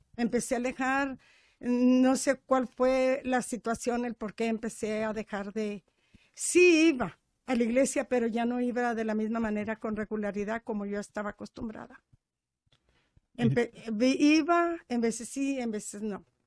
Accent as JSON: {"language": "Spanish", "town": "Práxedis G. Guerrero", "region": "Chihuahua", "country": "Mexico", "said": "soy de Prajeisque Guerrero, pero es un ranchito de Rancho Nuevo, Distrito Bravo, Chihuahua"}